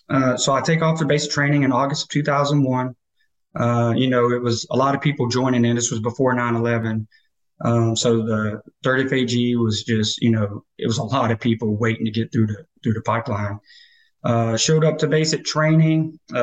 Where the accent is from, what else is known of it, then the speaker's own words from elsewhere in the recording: North Carolina, United States; also born or lived in Las Cruces, New Mexico; I'm originally from North Carolina, but I graduated high school in Las Cruces, and I actually signed up for the Army my 10th grade year.